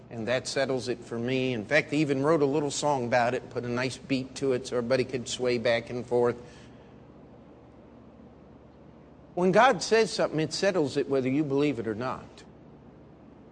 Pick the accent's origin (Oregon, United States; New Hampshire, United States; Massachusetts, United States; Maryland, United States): Maryland, United States; Baltimore; moved away as an adult; also born or lived in Missouri; I'm from Baltimore, Maryland, but I came to go to Baptist Bible College and studying for the ministry